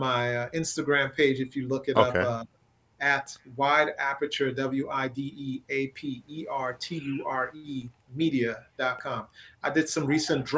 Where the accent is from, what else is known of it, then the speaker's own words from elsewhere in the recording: Trinidad & Tobago; moved away; also born or lived in Brooklyn, New York; Growing up in Trinidad was tough